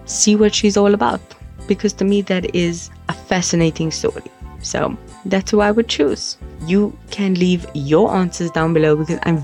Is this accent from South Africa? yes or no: yes; South Africa; as a South African